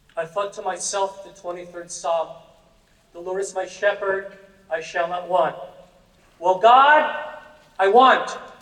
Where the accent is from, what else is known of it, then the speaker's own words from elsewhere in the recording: New York, United States; moved away as an adult; now in Pittsburgh, United States; I'm from New York